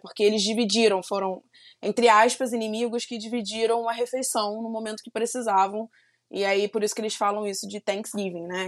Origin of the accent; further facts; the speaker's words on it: Brazil; Apesar de eu não ser dos Estados Unidos, eu sou brasileira